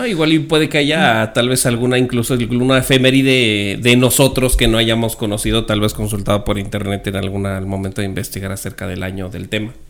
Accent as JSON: {"language": "Spanish", "region": "Mexico City", "country": "Mexico", "tie": "born or raised there", "also_born_or_lived": "Sonora", "said": "Yo nací en la Ciudad de México"}